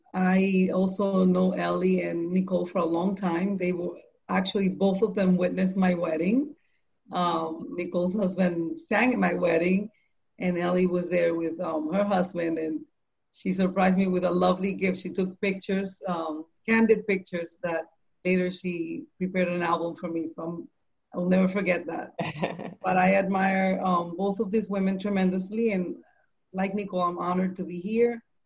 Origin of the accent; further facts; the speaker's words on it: Puerto Rico; now in New York City, United States; So I found Him in New York City, in Manhattan. I came from Puerto Rico in the year 1990